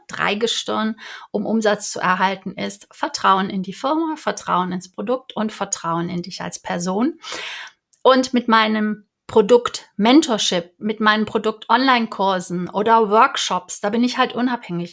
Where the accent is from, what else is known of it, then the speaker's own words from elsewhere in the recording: Cologne, North Rhine-Westphalia, Germany; Ich bin ja Kölnerin